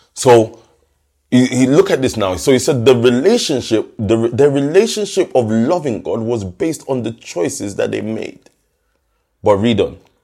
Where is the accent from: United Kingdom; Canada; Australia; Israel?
United Kingdom; London; I remember us growing up in Stockwell